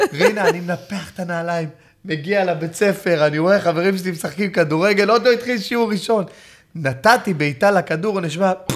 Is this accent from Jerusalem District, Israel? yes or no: no; Ramla, Central District, Israel; born or raised there